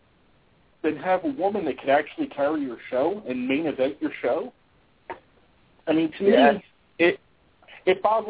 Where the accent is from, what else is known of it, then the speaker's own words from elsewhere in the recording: Philadelphia, Pennsylvania, United States; now in Florida, United States; Originally, I'm from Philadelphia, and the time that I lived in Philadelphia